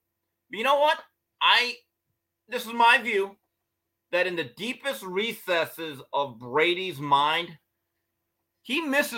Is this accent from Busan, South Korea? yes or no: yes; Busan, South Korea; I just spell it out because I don't sound like, I'm from Pusan.